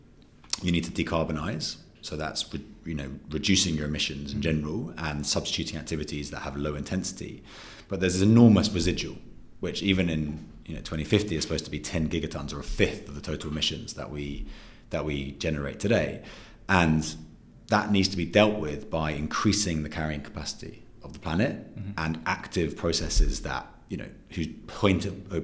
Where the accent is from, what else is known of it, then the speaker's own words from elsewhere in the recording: London, United Kingdom; also born or lived in New Zealand / New York; I'm originally from New Zealand, grew up in London